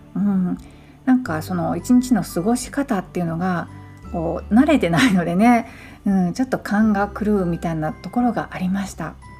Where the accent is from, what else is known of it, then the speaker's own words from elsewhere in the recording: Kyoto, Japan; moved away as an adult; now in Hawaii, United States; 私の実家のある京都